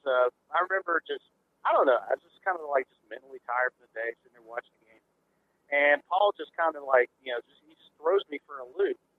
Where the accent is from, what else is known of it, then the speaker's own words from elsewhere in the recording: Huntsville, Alabama, United States; the Rocket City Trash Pandas here in my hometown.